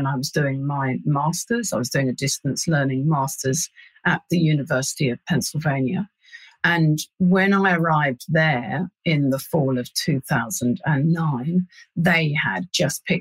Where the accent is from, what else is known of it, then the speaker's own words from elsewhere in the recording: London, United Kingdom; moved away as an adult; now in New Zealand; I'm a Londoner born and bred